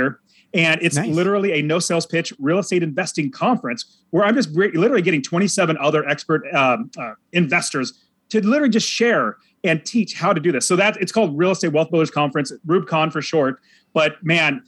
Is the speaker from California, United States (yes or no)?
yes; Fresno, California, United States; moved away as an adult; now in Phoenix, United States; I grew up in Fresno, California